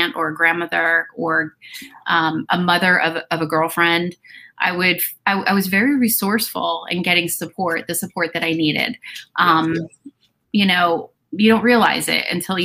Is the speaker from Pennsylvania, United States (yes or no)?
no; New Jersey, United States; moved away; I am, you know, and after my divorce, I moved back to my hometown. So I am living in my hometown where I grew up